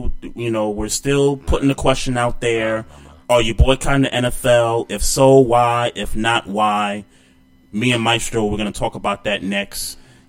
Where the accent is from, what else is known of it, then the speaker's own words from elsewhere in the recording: New York City, New York, United States; I'm from New York City. I know the hoods there.